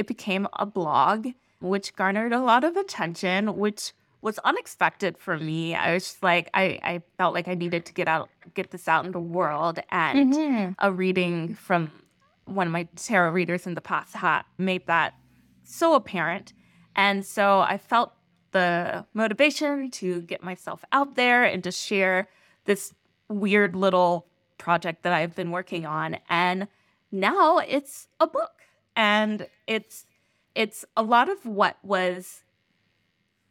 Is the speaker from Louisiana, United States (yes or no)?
no; West Virginia, United States; I grew up in Western Virginia